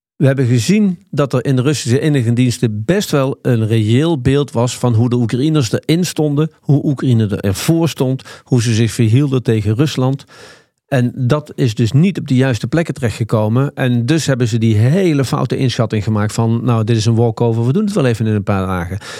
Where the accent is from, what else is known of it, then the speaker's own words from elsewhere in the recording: Nijmegen, Gelderland, Netherlands; ik kom uit Nijmegen